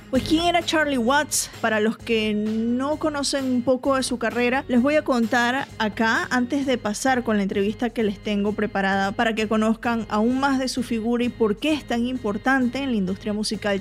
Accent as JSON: {"language": "Spanish", "country": "Venezuela", "moved": "yes", "lives_now": "Atlanta, United States", "said": "yo que soy venezolana"}